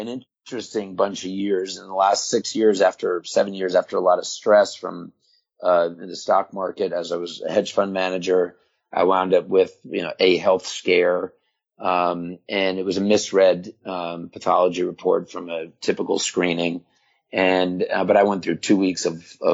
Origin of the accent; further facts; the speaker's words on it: Florida, United States; also born or lived in New York; when I was 9, 10 years old, and we moved to Florida from New York